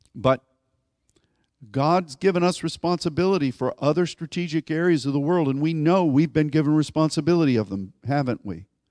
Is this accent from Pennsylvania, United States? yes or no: yes; Pittsburgh, Pennsylvania, United States; where I grew up in Pittsburgh